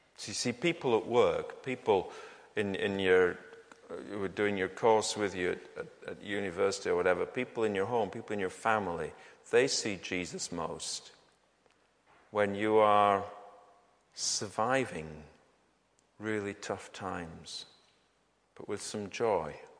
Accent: United Kingdom; we Brits

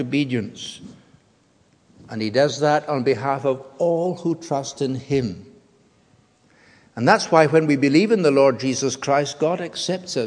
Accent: United Kingdom; all of us who are British citizens

